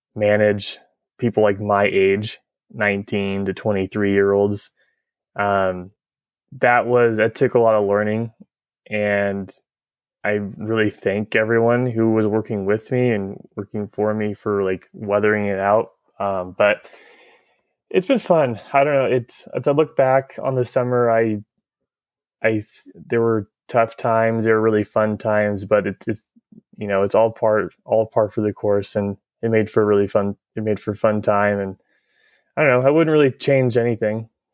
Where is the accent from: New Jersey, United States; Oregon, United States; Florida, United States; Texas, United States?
Oregon, United States; Tigard; I grew up in Tiger. I went to school at Tualatin High School